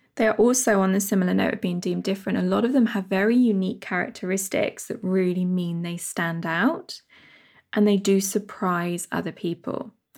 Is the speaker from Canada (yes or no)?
no; United Kingdom; my home country, U, the United Kingdom